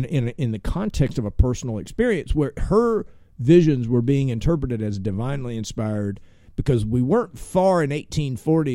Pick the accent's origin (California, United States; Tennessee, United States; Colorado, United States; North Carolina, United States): Tennessee, United States; I basically graduated high school, you know, growing up in Tennessee